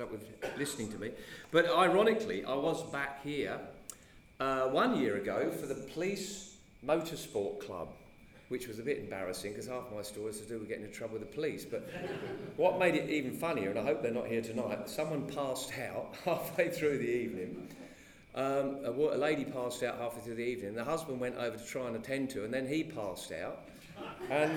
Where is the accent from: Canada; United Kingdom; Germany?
United Kingdom; Hertfordshire, East of England; also born or lived in Cambridge; I was born in Hertfordshire to a farmer, or smallholding farmer